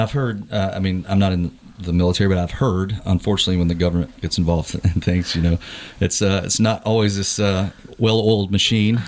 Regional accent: Moore County, North Carolina, United States; born or raised there; also born or lived in Chesapeake, Virginia

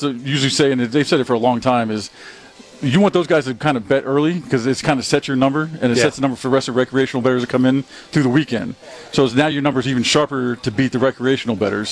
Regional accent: Miami, Florida, United States; also born or lived in Las Vegas, Nevada; now in Mississippi, United States; growing up in Miami and then being from Vegas for those 20 years

